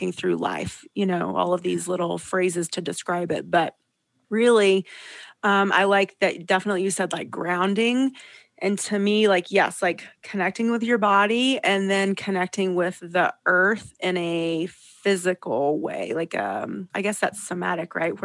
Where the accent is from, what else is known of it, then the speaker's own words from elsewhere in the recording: Southeast, United States; now in Lake Tahoe, California, United States; I grew up in the Southeast.